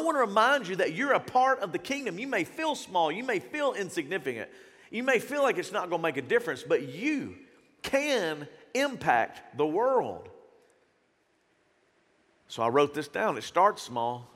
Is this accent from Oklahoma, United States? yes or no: no; Shreveport, Louisiana, United States; I grew up in South Shreveport